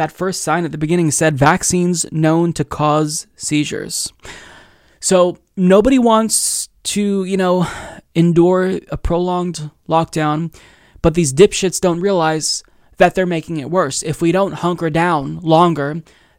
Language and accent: English; Oregon, United States; my home state of Oregon